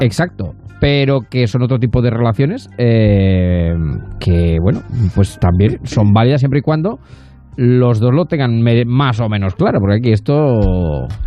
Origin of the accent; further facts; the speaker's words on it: Ciudad Real, Castilla-La Mancha, Spain; moved away; es ciudad, porque además es real, ciudad real, es mi lugar de nacimiento.